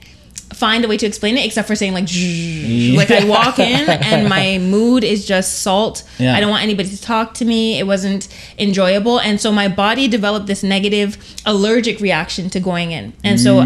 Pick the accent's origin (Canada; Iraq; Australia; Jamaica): Jamaica; as a Jamaican with very strong pride